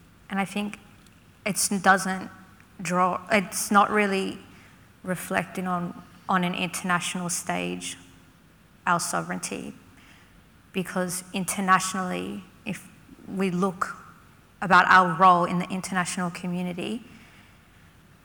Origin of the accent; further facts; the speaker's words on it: Canberra, Australian Capital Territory, Australia; I'm a Ngambrinonal Wiradjuri woman. I'm from Canberra